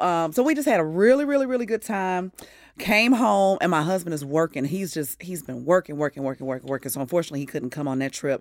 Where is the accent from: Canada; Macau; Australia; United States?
United States; Midwest; now in Atlanta, United States; I'm a Midwesterner to the heart